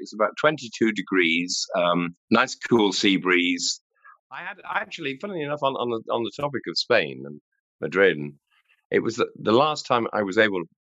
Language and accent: English; Stockport, North West England, United Kingdom; moved away as an adult; also born or lived in Manchester; now in Ireland; I was born in St. Mary's Hospital in Manchester, but then my parents, actually, my father was a butcher and he had a butcher shop in Stockport with my Kenneth, with my mother, Bren, bless her. And so I grew up actually in Stockport